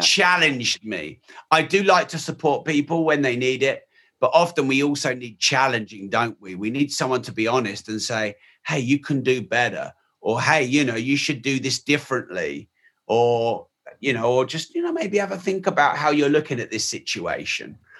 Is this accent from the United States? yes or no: no; United Kingdom; I'm very British and white